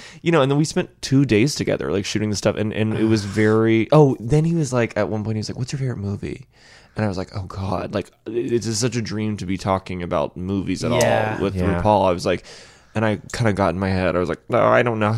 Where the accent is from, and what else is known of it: Nashville, Tennessee, United States